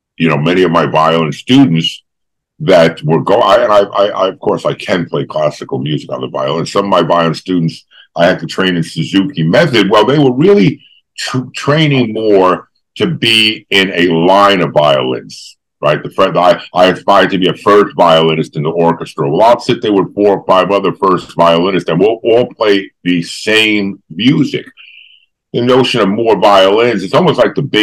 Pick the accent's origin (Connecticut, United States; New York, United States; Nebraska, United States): New York, United States; I grew up in New York